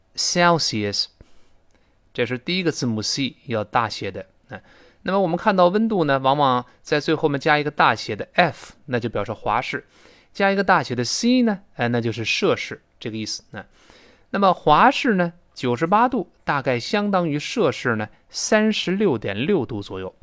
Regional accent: China; 我们中国人

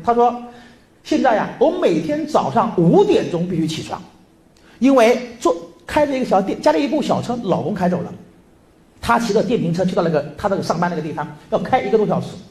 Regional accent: Lianyungang, Jiangsu, China; accent: Subei; moved away; 我是江苏苏北的林荫岗

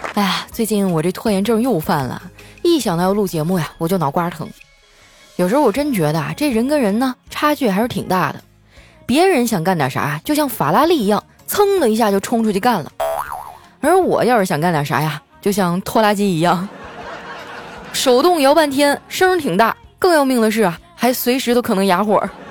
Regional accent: Northeast China, China; 身为一个东北人啊，喝酒我倒是从来没怂过啊

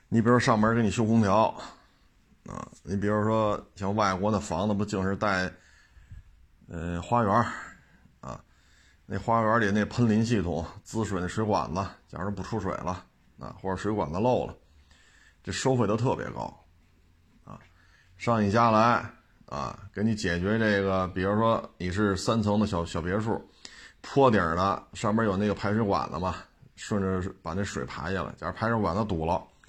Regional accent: China; 咱们都是中国人嘛

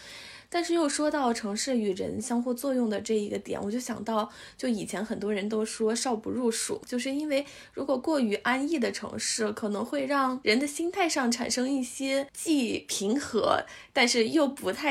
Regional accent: northern China, China; 其实我是一个就是土生土长的北方人，但是我感觉我骨子里特别像，特别像或者特别倾向南方的城市。有人以前还说，感觉我很像南方人。

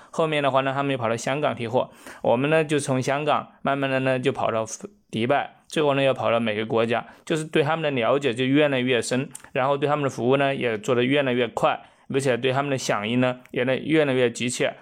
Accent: China; 我们中国人的话呢

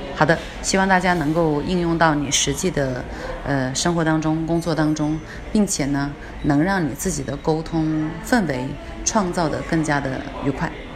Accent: China; 我们中国人呢，其实是不太喜欢被夸的

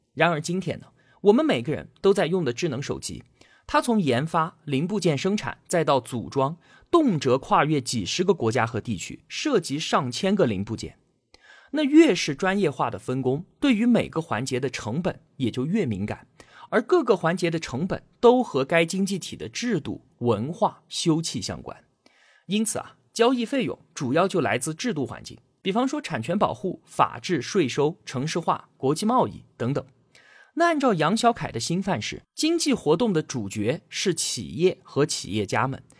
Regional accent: China; 我们中国人

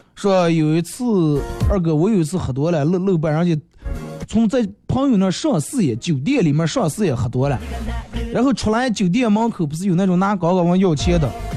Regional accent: Bayannur, Inner Mongolia, China; accent: Bameng dialect; 我是内蒙古的

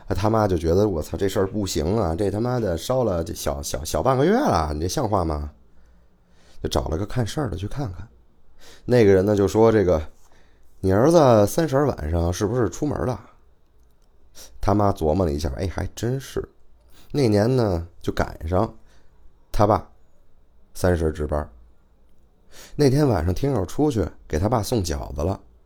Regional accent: Beijing, China; 我是北京的啊，不管是生活还是工作都在北京

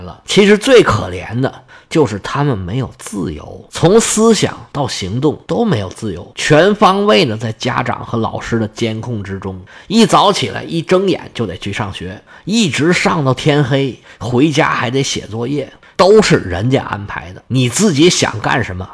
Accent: Northeast China, China; moved away; 我们老家东北

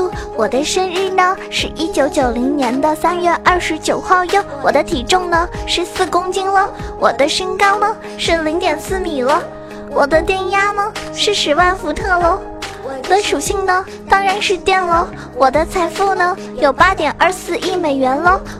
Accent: southern China, China; 其实我一般平时我感觉我讲话的话，很少人都听出来我是南方人的，我感觉我自己很豪迈呀。

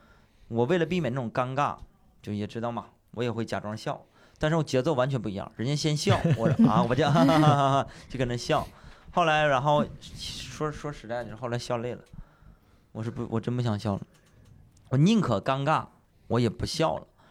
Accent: Panjin, Liaoning, China; 新家也在盘锦啊，也没出来。哼，三线的一个城市，我学英英语很晚很晚，跟这些城里的孩子比，那时候在农村嘛。

